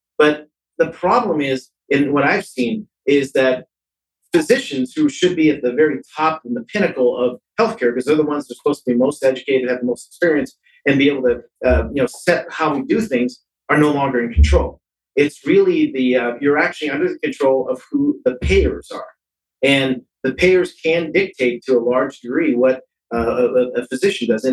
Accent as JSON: {"language": "English", "town": "San Francisco", "region": "California", "country": "United States", "tie": "born or raised there", "said": "I was raised in San Francisco"}